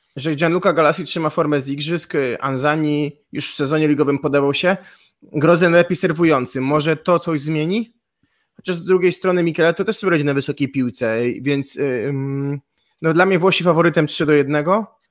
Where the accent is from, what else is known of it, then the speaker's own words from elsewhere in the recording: Gdańsk, Pomeranian Voivodeship, Poland; Ja jestem z Gdańska, w Gdańsku się dobrze